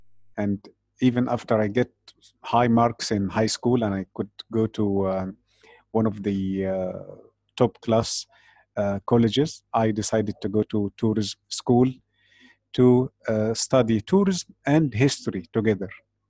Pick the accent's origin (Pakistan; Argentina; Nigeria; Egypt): Egypt; Memphis, Giza Governorate; I was born in Memphis, and of course we're talking about Memphis, Egypt, not Memphis, Tennessee.